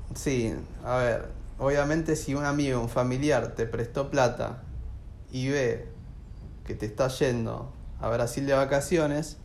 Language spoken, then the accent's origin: Spanish; AMBA, Buenos Aires Province, Argentina; Nosotros somos samba, eso seguro